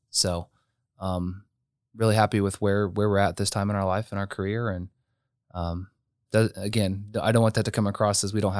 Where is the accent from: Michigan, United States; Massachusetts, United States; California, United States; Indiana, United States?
Indiana, United States; Marion; moved away; having that coming back to my hometown